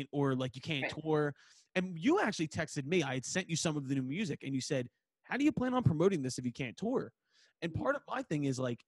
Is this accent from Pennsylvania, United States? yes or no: yes; Philadelphia, Pennsylvania, United States; I'm a dude from Northeast Philadelphia.